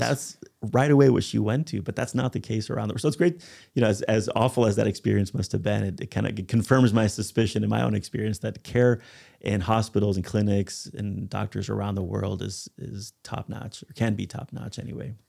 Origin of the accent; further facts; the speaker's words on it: United States; I'm a foreigner, I'm American